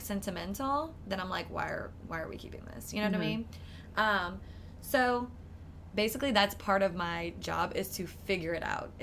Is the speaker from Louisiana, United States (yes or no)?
yes; New Iberia, Louisiana, United States; I'm from the South. I'm from Louisiana. I grew up in New Iberia.